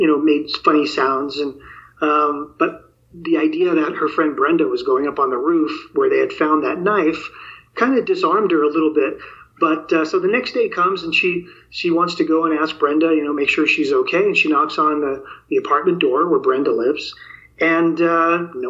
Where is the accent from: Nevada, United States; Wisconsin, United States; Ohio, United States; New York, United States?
New York, United States; New York City; moved away; also born or lived in the West (US); I grew up in New York City, and I lived in the Bronx, New York, in my early childhood